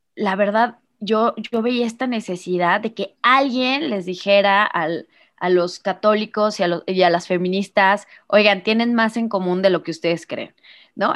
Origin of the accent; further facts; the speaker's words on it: Irapuato, Guanajuato, Mexico; soy de Irapuato, Guanajuato, México, en el Bajío